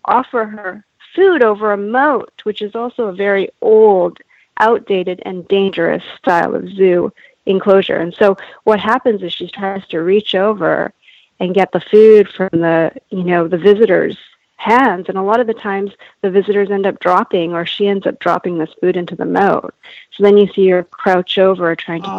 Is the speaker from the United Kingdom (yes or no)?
no; Canada; now in California, United States; born and raised in Canada, but my parents are Japanese and they're from Japan. And I'm currently residing in California